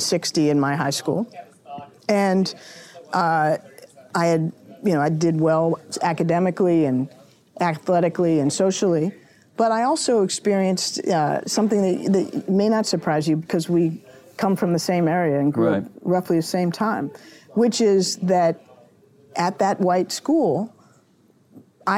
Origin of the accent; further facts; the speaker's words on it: Washington, District of Columbia, United States; growing up in Washington all my life